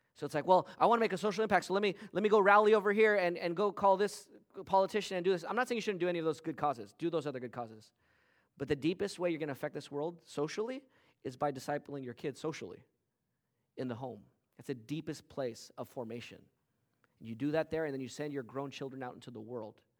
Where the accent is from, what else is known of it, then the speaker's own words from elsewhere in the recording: West Covina, California, United States; growing up in West Covina in the nineteen eighties and nineties